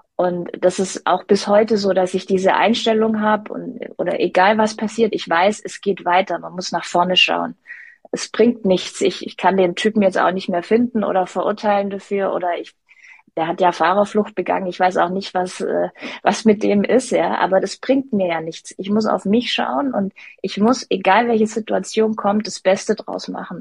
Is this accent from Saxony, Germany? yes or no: no; Stuttgart, Baden-Württemberg, Germany; Stuttgart ist meine Heimat